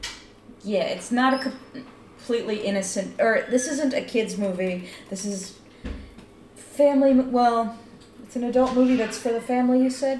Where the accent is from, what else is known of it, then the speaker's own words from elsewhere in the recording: Maryland, United States; I grew up in Maryland, outside of D.C.